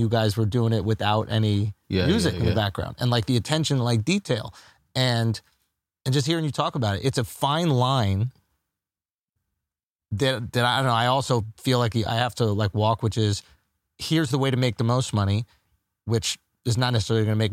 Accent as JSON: {"language": "English", "region": "New York", "country": "United States", "tie": "born or raised there", "said": "coming up in New York"}